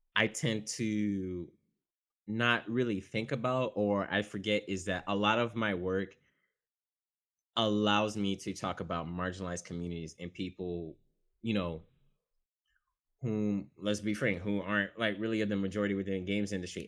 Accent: the South, Florida, United States; also born or lived in Haiti; I'm from the South and I'm Haitian

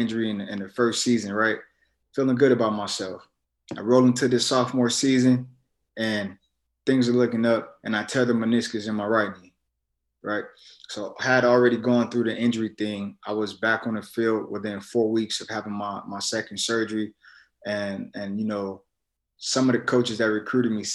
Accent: Las Vegas, Nevada, United States; I was born and raised in Las Vegas, Nevada

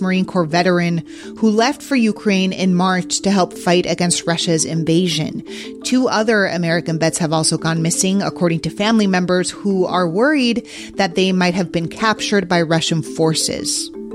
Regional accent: Mexico City, Mexico; my hometown of Mexico City

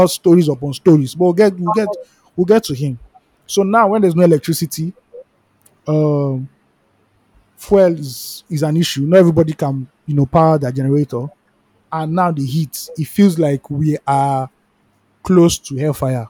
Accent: Nigeria; as a Nigerian

